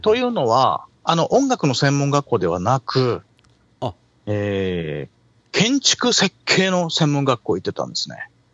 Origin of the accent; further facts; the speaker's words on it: Tokyo, Japan; 出身は東京ですね。東京の練馬。